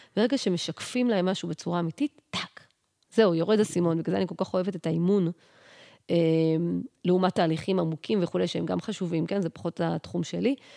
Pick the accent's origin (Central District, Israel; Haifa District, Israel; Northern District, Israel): Central District, Israel; Yehud; moved away as an adult; now in Pardes Hanna, Israel; אני עברתי מ, מהבית שלי, מעיר מולדתי, מיהוד, לגור בפרדס חנה